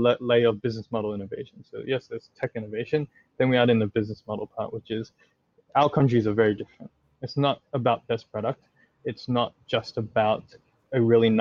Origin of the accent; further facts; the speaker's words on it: Australia; also born or lived in Indonesia; I'm Australian